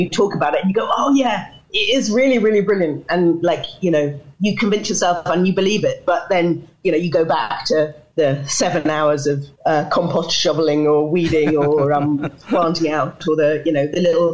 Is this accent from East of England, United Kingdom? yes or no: no; London, United Kingdom; moved away as an adult; now in Northern Ireland; I grew up in London